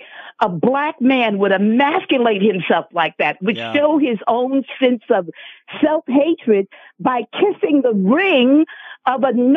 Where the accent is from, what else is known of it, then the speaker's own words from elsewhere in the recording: New York, United States; now in Arizona, United States; But I'm originally from New York. I'm originally from the same place that Mr. Trump is from.